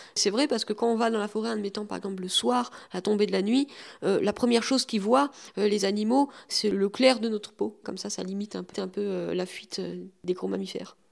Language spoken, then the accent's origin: French; Rombas, Grand Est, France; also born or lived in Metz; Je suis né à Metz, mais j'ai vécu depuis tout petit à Romba